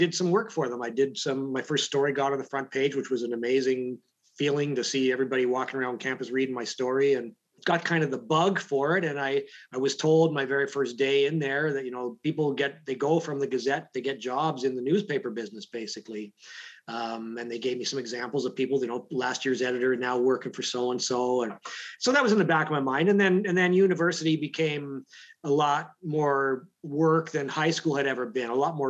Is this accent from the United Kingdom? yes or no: no; London, Ontario, Canada; I grew up in London, Ontario